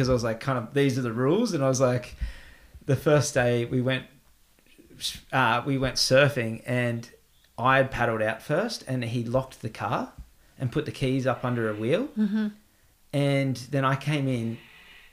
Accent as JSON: {"language": "English", "country": "Australia", "moved": "as an adult", "lives_now": "Iceland", "said": "I'm Australian"}